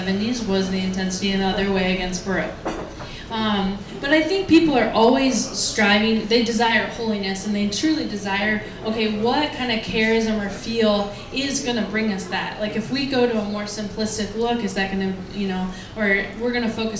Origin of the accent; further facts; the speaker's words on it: United States; as American people